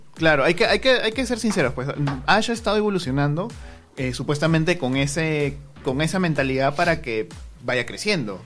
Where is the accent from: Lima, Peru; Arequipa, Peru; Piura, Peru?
Lima, Peru; somos de, de Perú, de Lima